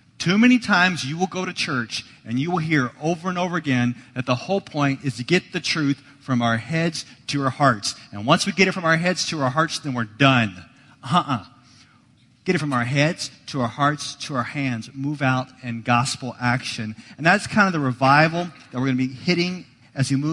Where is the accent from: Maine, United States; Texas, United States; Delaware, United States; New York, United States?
Texas, United States; Dallas; moved away; I grew up in Dallas